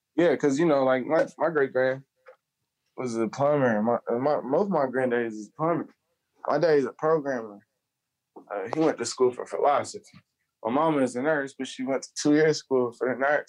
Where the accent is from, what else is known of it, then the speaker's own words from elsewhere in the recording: Charlotte, North Carolina, United States; also born or lived in Columbia area, South Carolina; I'm from Charlotte, North Carolina